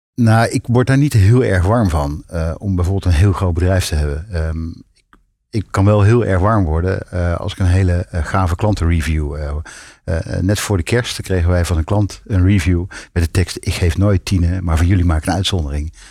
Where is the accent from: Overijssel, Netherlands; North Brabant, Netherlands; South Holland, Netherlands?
North Brabant, Netherlands; in Brabant, waar ik vandaan kom